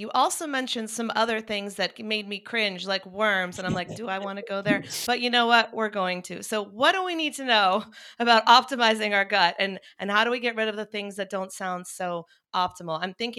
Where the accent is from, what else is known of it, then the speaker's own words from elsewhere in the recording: North Carolina, United States; now in Los Angeles, United States; And I was coming from North Carolina. I had lost both of my parents to long battles with cancer. I had seen Western medicine fail them. And then I moved